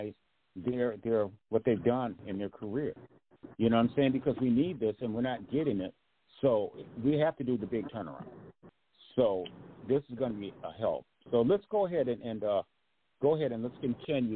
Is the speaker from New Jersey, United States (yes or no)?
no; Grand Rapids, Michigan, United States; moved away; Grand Rapids, my hometown